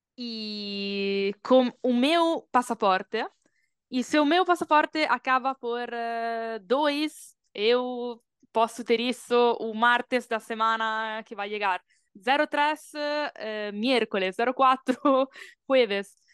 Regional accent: Bologna, Emilia-Romagna, Italy; Portuguese is a second language; moved away as an adult; also born or lived in Brazil / Colombia; nasci em Bologna, una cidade no norte da Itália, E quando eu tinha 18 anos, decidi já tudo e viajar pelo Brasil.

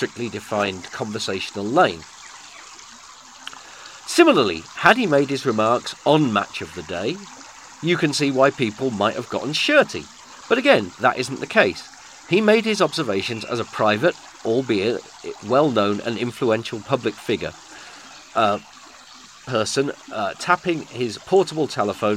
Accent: United Kingdom; we are British. And as such, as Britishers

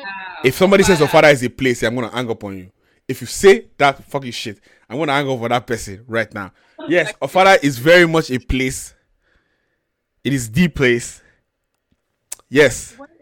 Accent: Nigeria; also born or lived in Sacramento, United States / London, United Kingdom; now in California, United States; I grew up in Nigeria.

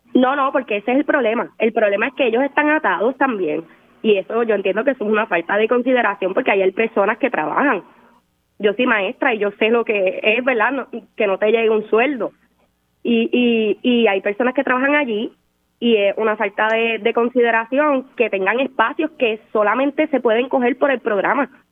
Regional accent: Ponce, Puerto Rico; yo soy de Ponce

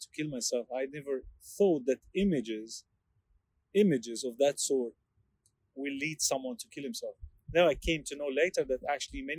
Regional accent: Egypt; also born or lived in Hong Kong; now in Perth, Australia; I was born in Egypt. I lived in Hong Kong, and I moved to Perth just 5 years ago

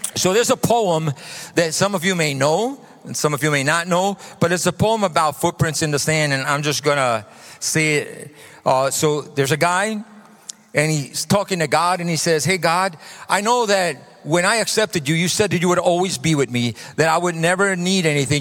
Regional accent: New York City, New York, United States; moved away; So I come from New York. I'm a New Yorker a Brooklynite

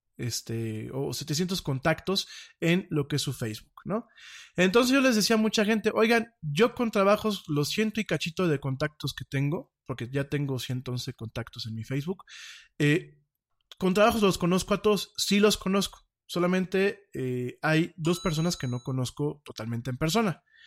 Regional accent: Mexico

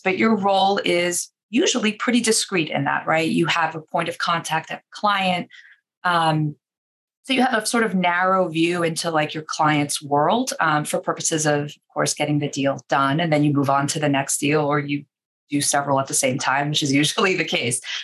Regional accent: New York City, New York, United States; now in Boston, United States; I'm originally from Queens, New York, I grew up a Mets fan

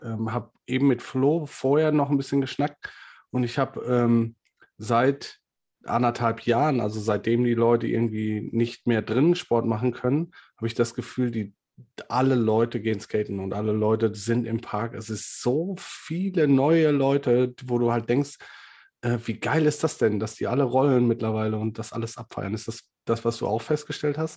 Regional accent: Ruhr area, North Rhine-Westphalia, Germany; Ich komme halt aus dem Ruhrgebiet

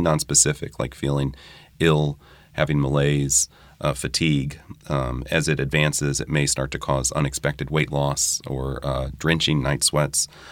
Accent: New Orleans, Louisiana, United States; also born or lived in Durham, North Carolina; I grew up here. I earned my medical degree at L S U in New Orleans

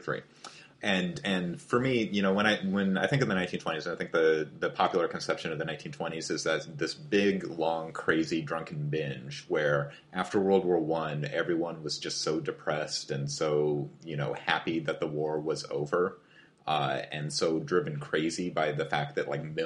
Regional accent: Spokane, Washington, United States; moved away as an adult; now in Seattle, United States; growing up in Spokane

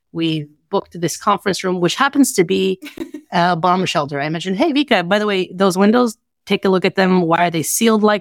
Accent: Russia; I am Russian

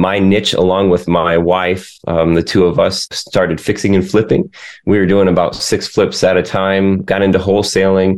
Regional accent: Lake Michigan, United States; I grew up on Lake Michigan, just south of there

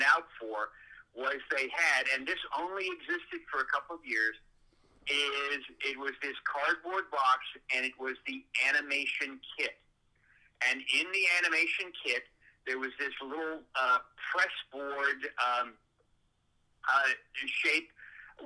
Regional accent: Glendale, California, United States; now in Florida, United States; I grew up in Glendale, California

